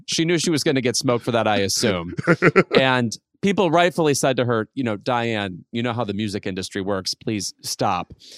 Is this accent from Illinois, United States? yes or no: yes; Chicago suburb, Illinois, United States; moved away; I'm in my hometown right now